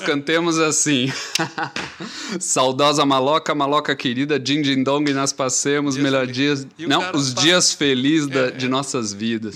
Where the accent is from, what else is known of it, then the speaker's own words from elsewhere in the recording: São Paulo, Brazil; Eu sou paulista